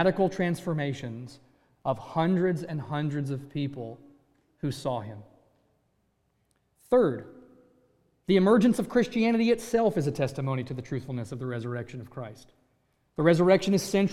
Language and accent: English; Virginia, United States; moved away; I grew up in Virginia